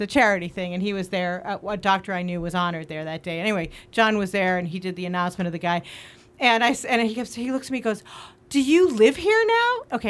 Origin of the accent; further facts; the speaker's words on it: Boston, Massachusetts, United States; moved away as an adult; also born or lived in New York / London / Chicago; now in Los Angeles, United States; I come from Boston. Yeah, yeah. I come from Boston. I went to school in New York and in London, and then I went to Chicago.